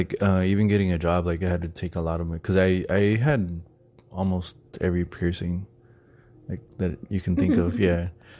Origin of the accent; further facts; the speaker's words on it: Texas, United States; now in Phoenix, United States; because I'm originally from Texas, and in Texas, like, piercings and tattoos were like frowned upon.